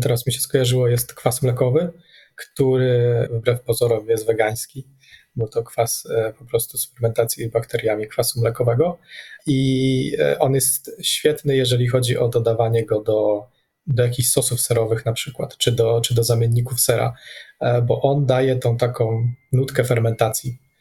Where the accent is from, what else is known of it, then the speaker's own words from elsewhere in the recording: Radom, Masovian Voivodeship, Poland; moved away; also born or lived in Warsaw; My ogólnie pochodzimy, znaczy ja z Radomia